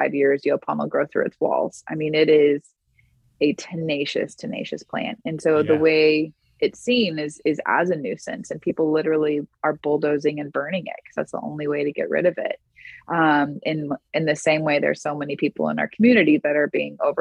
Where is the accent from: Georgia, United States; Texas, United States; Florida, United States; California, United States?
Texas, United States; Houston; I grew up in Houston